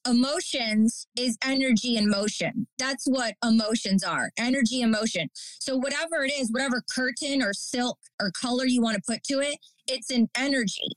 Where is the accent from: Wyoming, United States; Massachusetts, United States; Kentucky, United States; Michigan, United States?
Michigan, United States; Detroit; now in New York, United States; I'm from Detroit, Michigan, and I grew up in the Detroit electronic music scene